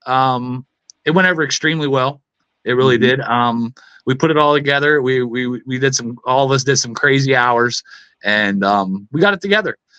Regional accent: Philadelphia, Pennsylvania, United States; I grew up in South Philly

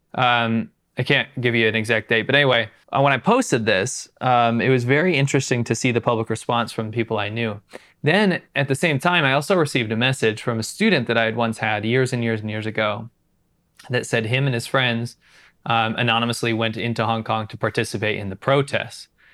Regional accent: United States; moved away; also born or lived in China

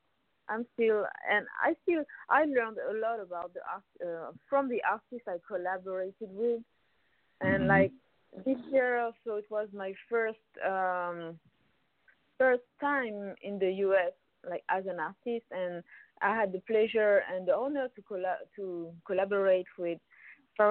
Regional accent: Paris, Île-de-France, France; I'm from Paris, so I grew up in France.

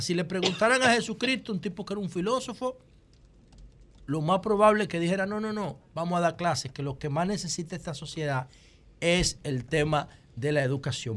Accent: Dominican Republic; Yo como político dominicano

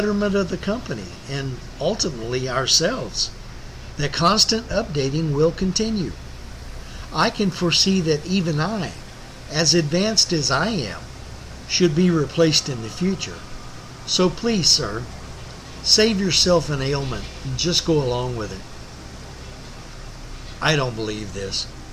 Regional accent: Central Texas, United States; the home I grew up in Central Texas

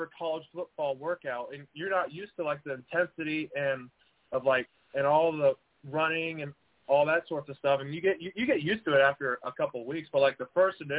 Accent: San Angelo, Texas, United States; also born or lived in Dallas, Texas; I played my ball at San Angelo Central here in San Angelo, Texas

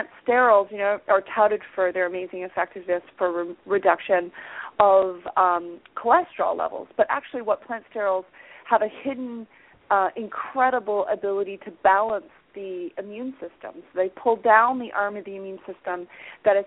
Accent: Hamilton, Ontario, Canada; my hometown of Hamilton, Ontario

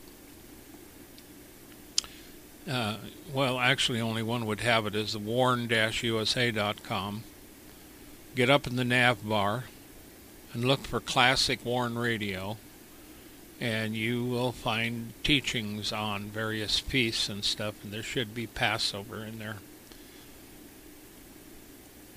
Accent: United States; Being an American, being raised an American

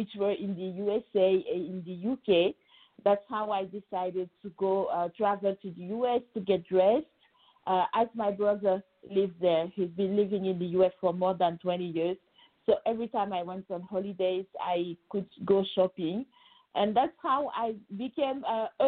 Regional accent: Senegal; moved away as an adult; now in Paris, France; I actually was born and raised in Senegal, West Africa, and I arrived in France when I was 18 to study law

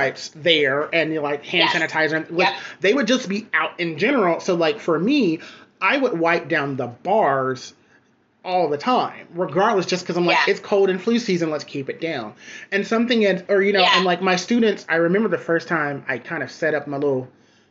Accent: the South, United States; now in New York City, United States; I'm originally from the South.

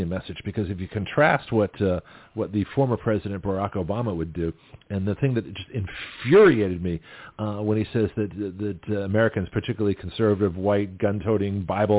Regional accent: Australia; now in United States; Because I was judged, you know, coming to this country as an Australian, basically, and was a minority of one.

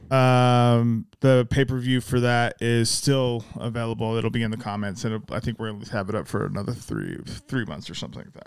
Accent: Salt Lake City, Utah, United States; also born or lived in Magna; I didn't actually grow up in Magna. I grew up in Salt Lake.

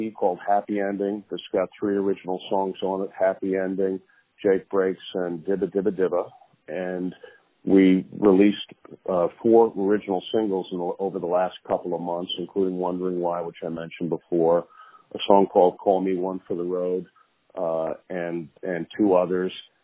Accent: southwestern Connecticut, United States; I grew up in southwestern Connecticut and played music all my life

